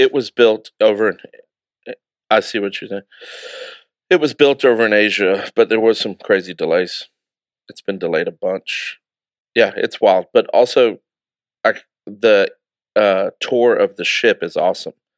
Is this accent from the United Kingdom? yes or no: yes; United Kingdom; Being a British citizen